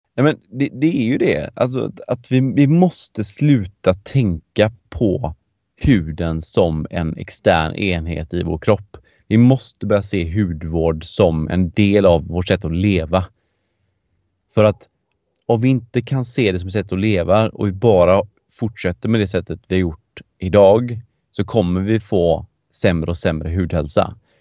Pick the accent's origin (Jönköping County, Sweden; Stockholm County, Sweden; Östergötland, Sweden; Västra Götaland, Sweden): Västra Götaland, Sweden; Gothenburg; Jag är ju göteborgare i grunden